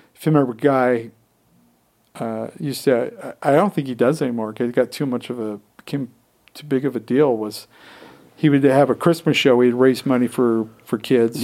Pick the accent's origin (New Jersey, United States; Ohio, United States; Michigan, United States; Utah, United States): Utah, United States; growing up in Utah, very different than most places